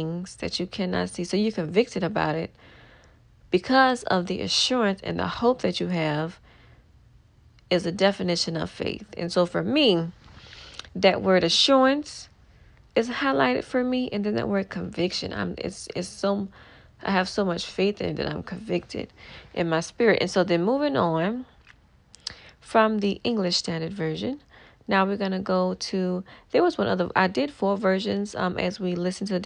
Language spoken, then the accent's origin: English; New Orleans, Louisiana, United States; I'm from New Orleans